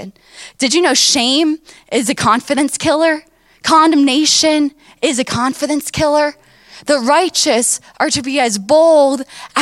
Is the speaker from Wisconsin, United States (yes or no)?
no; Miami, Florida, United States; I grew up down in Miami where my grandparents and my parents, they have, you know, a wonderful church down there